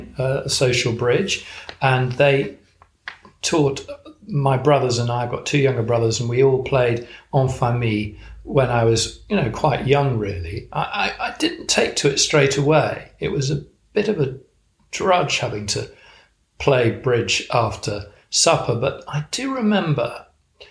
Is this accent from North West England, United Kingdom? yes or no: yes; Chester, North West England, United Kingdom; now in Wiltshire, United Kingdom; I was actually born and brought up in Chester, so not too far away